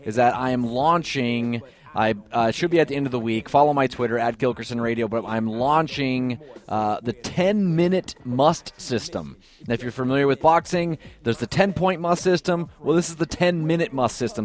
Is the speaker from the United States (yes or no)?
yes; Columbus, Ohio, United States; I'm actually from Columbus